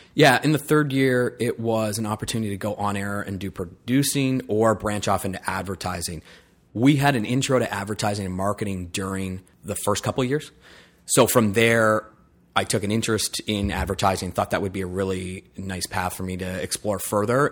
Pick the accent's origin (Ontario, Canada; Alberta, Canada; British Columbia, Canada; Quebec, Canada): Ontario, Canada; Lion's Head; also born or lived in Wiarton, Ontario; I was born in Wyerton, um, and then, yeah, born and raised in Lineshead